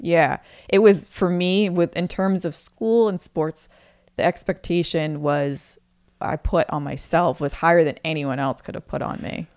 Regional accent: Maine, United States; moved away as an adult; I moved away from Maine

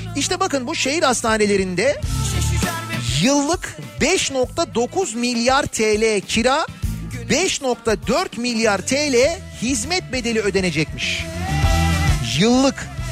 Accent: Istanbul, Turkey; Bir İstanbullu olarak

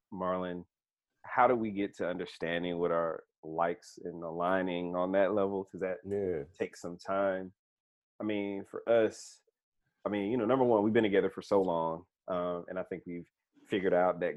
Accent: San Diego, California, United States; I was born in San Diego

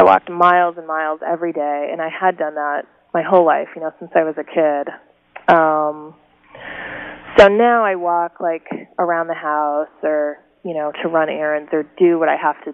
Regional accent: Oak Park, Illinois, United States; moved away as an adult; also born or lived in Missoula, Montana; now in Portland, Oregon, United States; we all grew up in River Forest and Oak Park

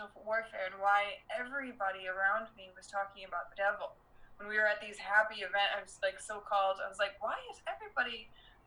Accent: Detroit, Michigan, United States; moved away as an adult; also born or lived in Las Vegas; raised in Detroit

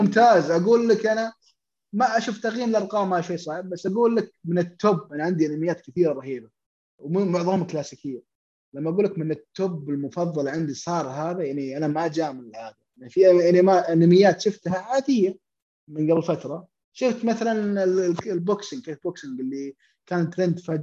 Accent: Saudi Arabia; عندنا في السعوديه

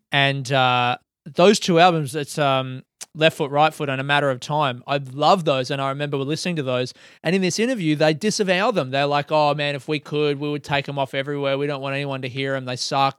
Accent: Adelaide, South Australia, Australia; me growing up in Adelaide

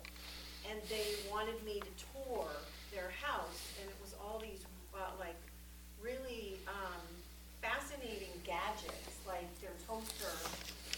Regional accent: Westbrook, Maine, United States; moved away; I'm from there

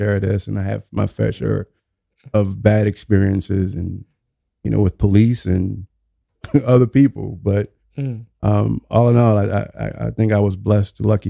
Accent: New Orleans, Louisiana, United States; born or raised there

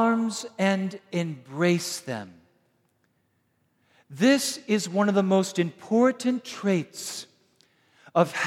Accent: Wisconsin, United States; I'm from Wisconsin

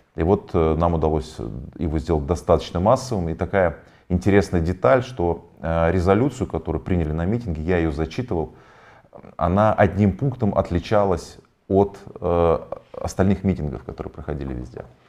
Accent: Tomsk, Tomsk Oblast, Russia; moved away; я из Томска

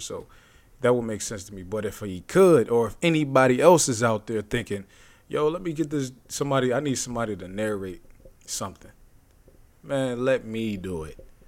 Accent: Youngstown, Ohio, United States; my hometown, Youngstown

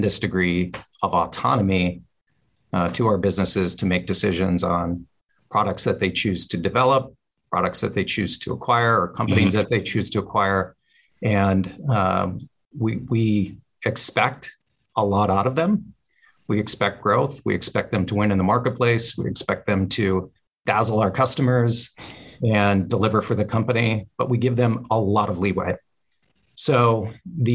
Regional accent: Western Michigan, United States; I grew up in Western Michigan in a house where my father was actually a small town family physician.

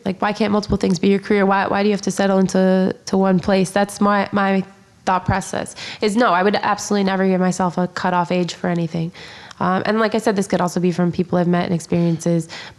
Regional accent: Poland; English is a second language; I grew up in Poland, obviously

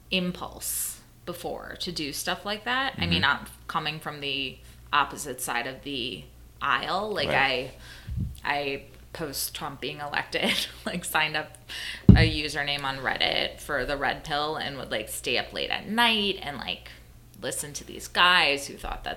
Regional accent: Minnesota, United States; I grew up in Minnesota

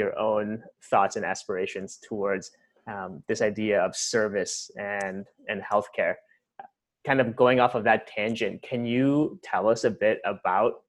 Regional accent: Ohio, United States; our shared Ohio roots

